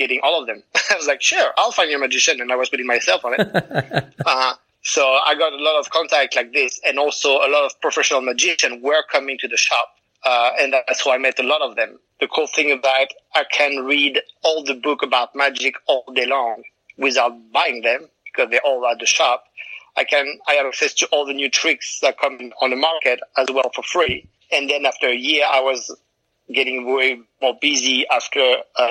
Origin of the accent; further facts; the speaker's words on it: France; I'm from France